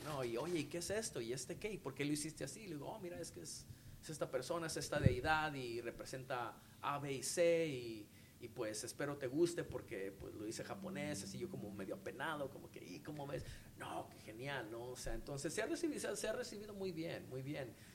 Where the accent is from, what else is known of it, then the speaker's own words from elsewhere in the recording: Mexico; nosotros como como mexicanos, como artistas